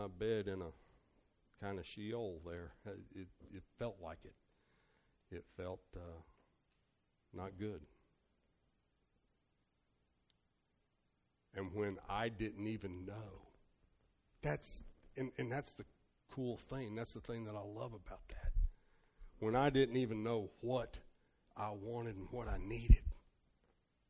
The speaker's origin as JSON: {"language": "English", "region": "Northern Kentucky", "country": "United States", "said": "I'm from Northern Kentucky, so Murray State University was 5.5 hours away"}